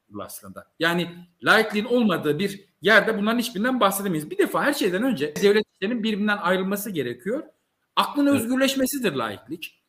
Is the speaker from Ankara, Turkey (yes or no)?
no; Malatya, Turkey; biyolojik olarak Malatyalıyım. Ben Malatya'nın bir devlet okulunda yetiştim.